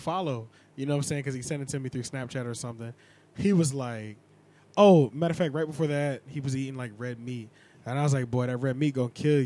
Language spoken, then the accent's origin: English; King of Prussia, Pennsylvania, United States; I'm from an area that's right outside of Philadelphia, Pennsylvania, called called King of Prussia